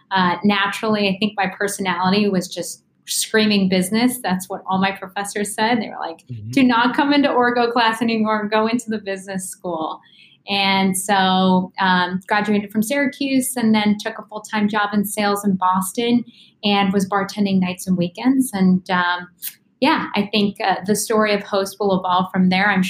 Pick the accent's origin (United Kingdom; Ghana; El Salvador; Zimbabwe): Ghana; also born or lived in Bolivia / West Africa; I was born in Bolivia and I grew up overseas my whole life. So, um, you know, raised in West Africa and Ghana. And um, we moved about every three years of my life.